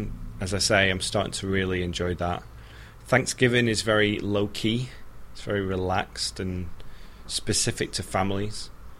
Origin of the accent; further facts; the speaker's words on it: United Kingdom; moved away as an adult; now in United States; as a Brit